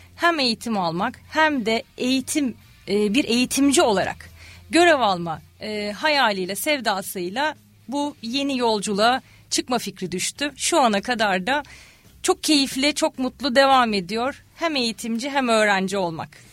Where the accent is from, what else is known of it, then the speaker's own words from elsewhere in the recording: İzmir, Turkey; also born or lived in Ankara / Australia; 1981 İzmir doğumluyum